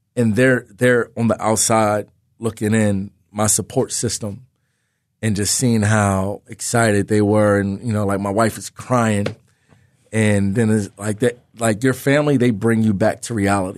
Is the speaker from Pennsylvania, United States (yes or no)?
yes; Philadelphia, Pennsylvania, United States; in my hometown, in the Big Five, as a, as a Philly, Philly guy, young, young kid growing up in the city